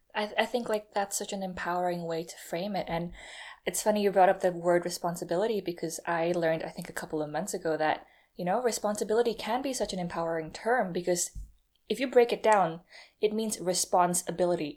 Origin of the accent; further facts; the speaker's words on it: Indonesia; I'm not from America, by the way. I'm, I'm Indonesian